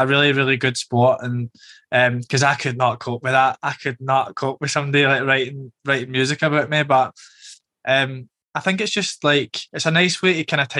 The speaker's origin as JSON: {"language": "English", "town": "Glasgow", "region": "Scotland", "country": "United Kingdom", "tie": "born or raised there", "moved": "yes", "lives_now": "London, United Kingdom", "said": "growing up in Glasgow"}